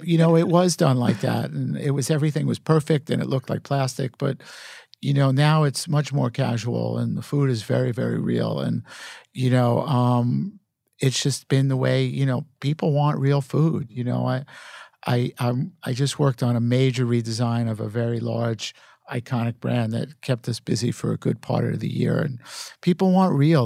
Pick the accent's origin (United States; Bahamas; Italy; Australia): United States; New York City, New York; growing up in Brooklyn in, in that era